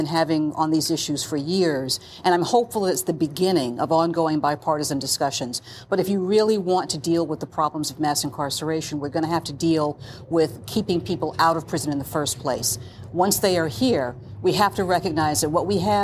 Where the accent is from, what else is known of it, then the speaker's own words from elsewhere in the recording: North Carolina, United States; my home state of North Carolina